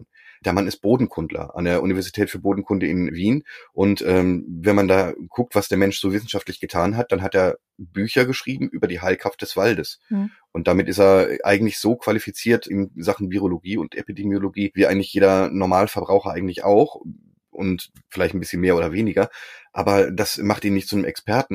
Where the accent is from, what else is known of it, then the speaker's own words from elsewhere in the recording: Berlin, Germany; ich komme auch aus Berlin